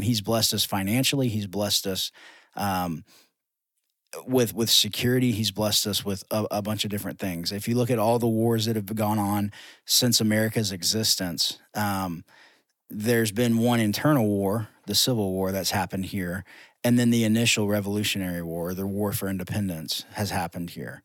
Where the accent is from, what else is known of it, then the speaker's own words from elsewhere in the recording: United States; as American Christians